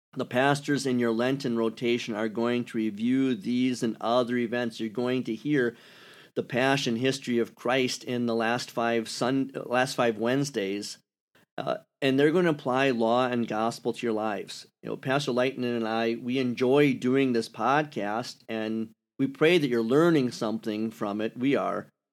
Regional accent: Wisconsin, United States; accent: Wisconsin; moved away; also born or lived in Kentucky; I sound like I'm from Wisconsin

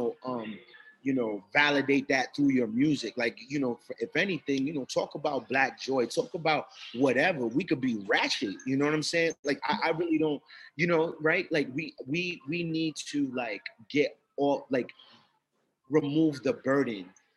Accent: Providence, Rhode Island, United States; I'm not from Boston. I'm from Providence

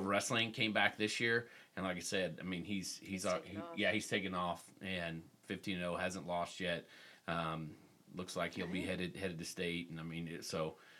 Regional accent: Texas, United States; I grew up in Texas

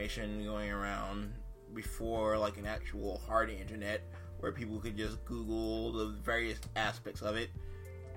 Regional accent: North Carolina, United States; now in Massachusetts, United States; I am a transplant from North Carolina. I've been living in Massachusetts for almost 2 decades now

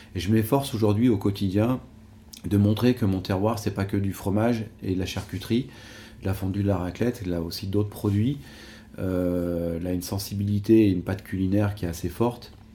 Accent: Savoie, Auvergne-Rhône-Alpes, France; je suis un enfant du pays. je voilà, quoi, j'ai, grandi ici.

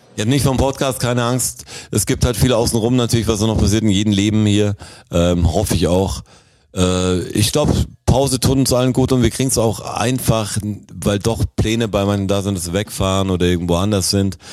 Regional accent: Germany; als Deutscher

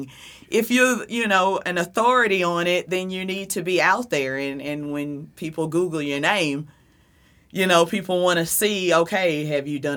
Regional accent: South Carolina, United States; accent: Southern; moved away as an adult; also born or lived in Jersey City, New Jersey; now in Fort Lee, United States; I have a Southern accent, so I'm definitely not from Jersey. I'm from South Carolina, but I've been in Jersey for 10 years.

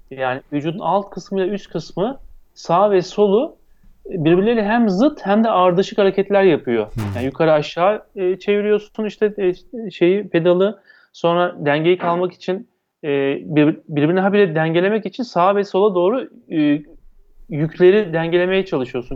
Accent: İzmir, Turkey; Ben 1970 İzmir doğumluyum.

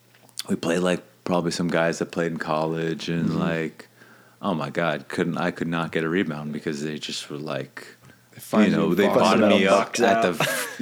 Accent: Daytona Beach, Florida, United States; I grew up in Daytona

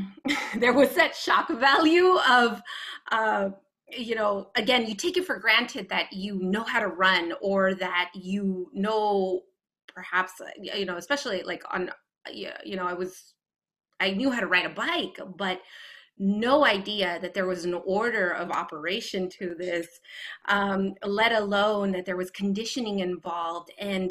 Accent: West Coast, United States; in full transparency, I grew up on the West Coast.

